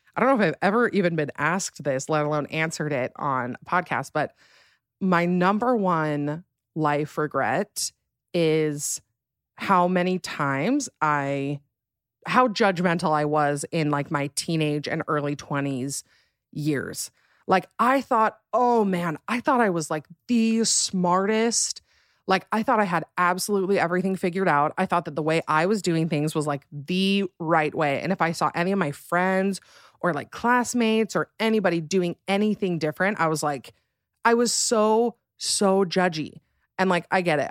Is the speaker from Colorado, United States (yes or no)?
no; Alpine, Utah, United States; moved away as an adult; now in Salt Lake City, United States; I am from a smaller town in Utah called Alpine, Utah